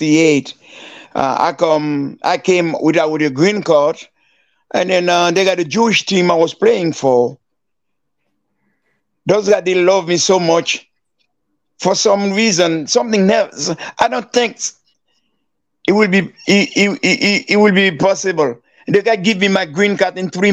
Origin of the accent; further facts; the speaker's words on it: Miragoâne, Nippes, Haiti; moved away; Miragwan, my hometown